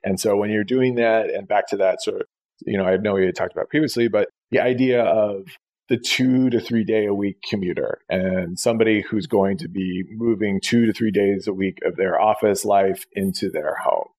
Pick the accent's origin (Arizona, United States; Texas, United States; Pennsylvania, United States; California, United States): Arizona, United States; Tucson; moved away as an adult; also born or lived in New York; I was born in Tucson, Arizona. You know, I've always been interested and, you know, lived there for for you know, up until my late 20s